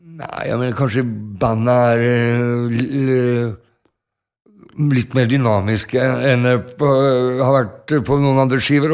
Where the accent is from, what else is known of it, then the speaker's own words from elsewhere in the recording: Norway; vi er fra Norge, vi er ikke fra Amerika